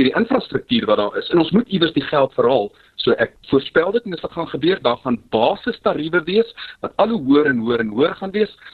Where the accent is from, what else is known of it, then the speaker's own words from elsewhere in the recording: South Africa; as Suid-Afrikaners